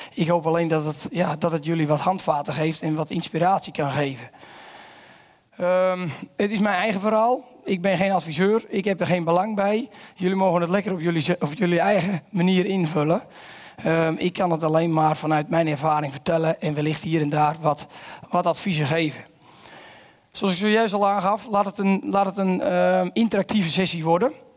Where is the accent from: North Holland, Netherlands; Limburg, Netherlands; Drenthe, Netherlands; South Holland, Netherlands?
North Holland, Netherlands; Volendam; ik kom uit Volendam